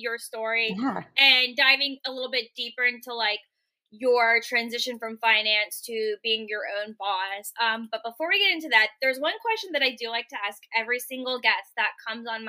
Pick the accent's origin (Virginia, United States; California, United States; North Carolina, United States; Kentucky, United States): Virginia, United States; Richmond; moved away as an adult; also born or lived in San Francisco; now in Portland, United States; born and raised in Richmond, Virginia, which is where I'm located right now